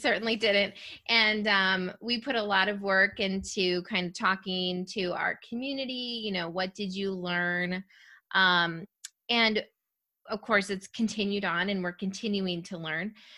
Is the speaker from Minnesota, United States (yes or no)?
yes; rural Minnesota, United States; I'm from rural Minnesota